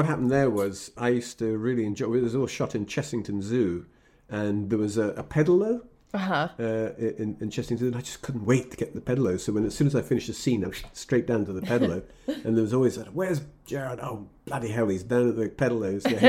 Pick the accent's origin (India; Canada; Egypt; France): Egypt; born there; I was born in Egypt because my father was what's called DAQ, which is Deputy Adjutant Quartermaster in Egypt. So I was born there.